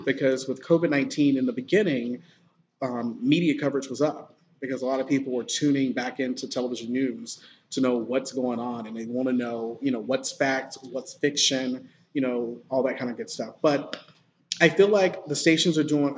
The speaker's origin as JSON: {"language": "English", "town": "Sylacauga", "region": "Alabama", "country": "United States", "tie": "born or raised there", "also_born_or_lived": "Greenville, South Carolina", "moved": "as an adult", "said": "I am from a small, teeny tiny city called Sylacauga, Alabama. It's uh, about 30 minutes south of Birmingham okay. in Alabama. So I grew up in the small town"}